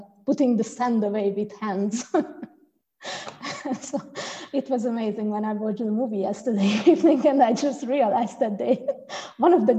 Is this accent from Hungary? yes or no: yes; Hungary; now in Frankfurt, Germany; I came from Hungary